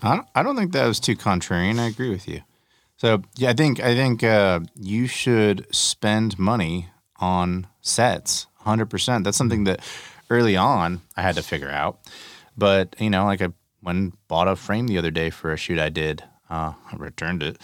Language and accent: English; Texas, United States; I'm from Texas, I say y'all